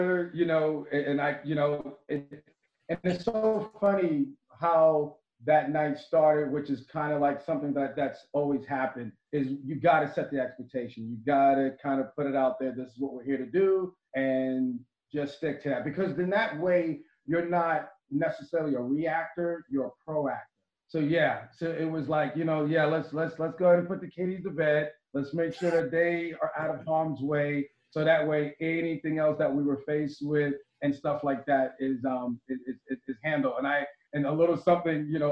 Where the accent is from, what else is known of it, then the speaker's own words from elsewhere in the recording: Wyandanch, New York, United States; growing up, in Wyandanch, Schnorf, Babylon